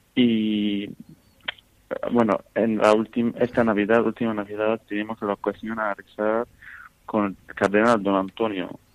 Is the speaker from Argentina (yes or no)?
no; Syria; Spanish is a second language; now in Valencia, Spain; yo soy sirio